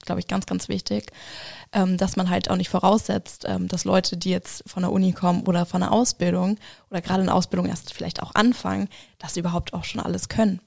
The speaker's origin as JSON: {"language": "German", "region": "Hamburg", "country": "Germany", "tie": "born or raised there", "moved": "as an adult", "lives_now": "Schmalkalden, Germany", "said": "komme auch gebürtig aus Hamburg"}